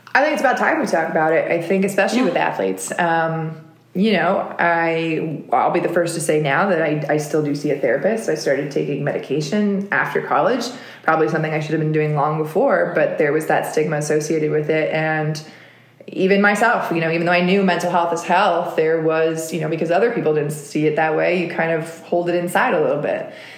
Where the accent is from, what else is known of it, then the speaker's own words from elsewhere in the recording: United States; as an American, you know, living in the US, and then I was a dual citizen